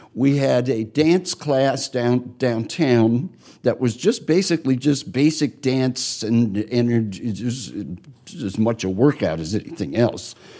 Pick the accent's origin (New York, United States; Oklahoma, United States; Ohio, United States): New York, United States; moved away as an adult; also born or lived in Minneapolis; I'm from New York.